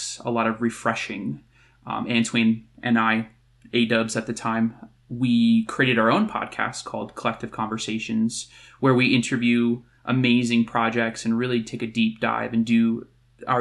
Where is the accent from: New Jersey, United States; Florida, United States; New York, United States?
New Jersey, United States; now in Colorado, United States; I'm originally from New Jersey, born and raised, but I now live in Colorado